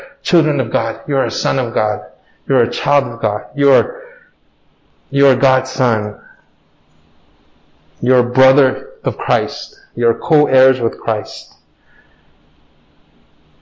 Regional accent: United States; Growing up in America

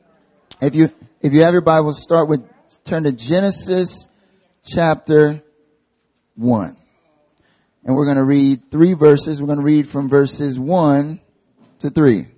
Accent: North Carolina, United States; moved away as an adult; now in Seoul, South Korea; I'm from North Carolina, born and raised

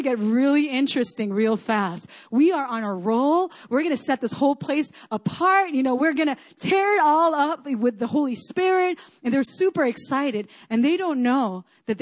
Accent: Chile; moved away; I grew up in Chile in South America. We have earthquakes there all the time

